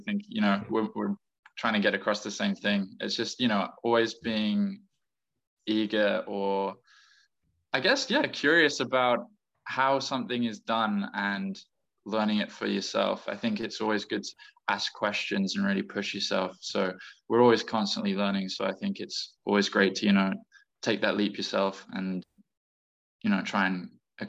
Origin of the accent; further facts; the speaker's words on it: England, United Kingdom; And growing up, I did move a lot, but mostly based in England.